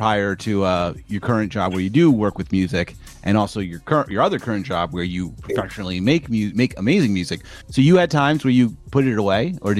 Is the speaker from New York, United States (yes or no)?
no; New Jersey, United States; know, I'm from South Jersey too, right?